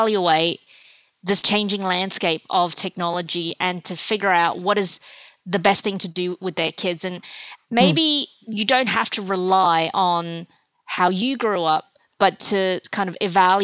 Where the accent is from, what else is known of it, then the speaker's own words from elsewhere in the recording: Australia; also born or lived in China; I was born in China, and at the time it was a very kind of communist education that I had when I was growing up, and my family moved to Australia when I was 8 years old